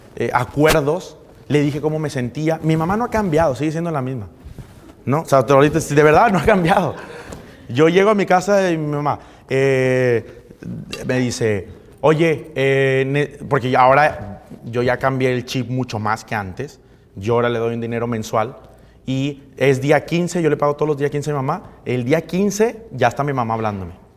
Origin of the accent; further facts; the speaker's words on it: Monterrey, Nuevo León, Mexico; moved away as an adult; now in Cancún, Mexico; Yo soy de Monterrey